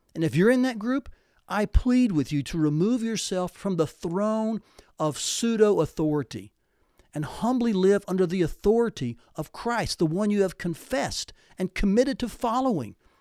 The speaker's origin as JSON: {"language": "English", "region": "Tennessee", "country": "United States", "tie": "born or raised there", "said": "growing up in Tennessee"}